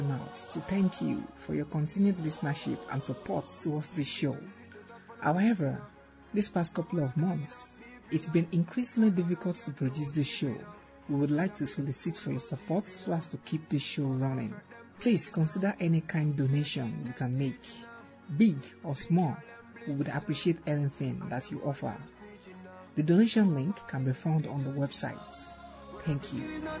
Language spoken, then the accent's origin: English; Nigeria; I'm from Nigeria.